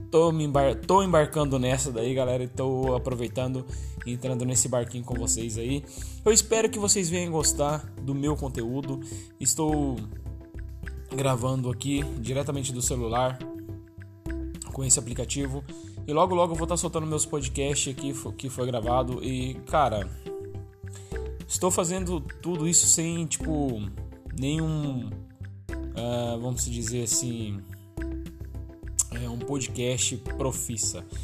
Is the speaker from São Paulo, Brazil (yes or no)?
yes; São Paulo, Brazil; accent: mix of paulista, baiano and mineiro; o nosso sotaque daqui, tipo, é muito peculiar, peculiar né? E a gente e é do Vale do Paraíba, é, a gente arrasta muito o lado dos mineiros aqui, né? Eu, particularmente, aí tenho é, alguns sotaques aí meio que indecisos, né? Meio paulista, meio baiano e meio mineiro